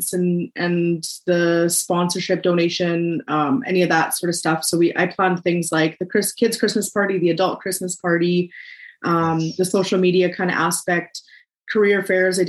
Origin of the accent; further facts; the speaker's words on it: Swift Current, Saskatchewan, Canada; I live in a small town outside Saskatoon. I'm from Swift Current, Saskatchewan, actually, in southern Saskatchewan